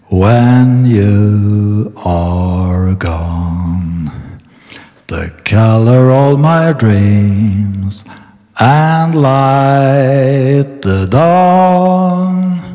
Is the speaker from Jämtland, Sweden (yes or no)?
no; Nynäshamn, Stockholm County, Sweden; born there; Eh, jag är född 1957 i Nynäshamn.